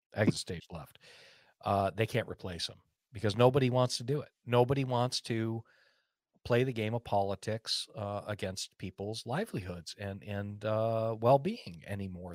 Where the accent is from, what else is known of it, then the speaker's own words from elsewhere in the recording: United States; I'm an American and I'm a free person